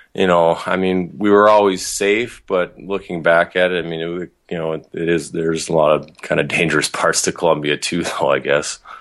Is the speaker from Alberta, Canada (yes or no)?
yes; Calgary, Alberta, Canada; also born or lived in Idaho / Kentucky; I grew up in Calgary.